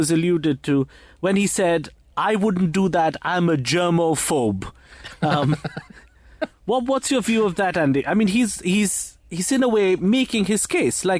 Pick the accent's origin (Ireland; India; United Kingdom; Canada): India; also born or lived in Mumbai, India; I'm Indian